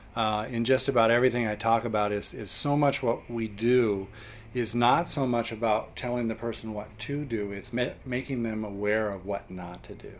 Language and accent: English; Oakland, California, United States; I was born and raised in Oakland, California, and uh, grew up in the Bay Area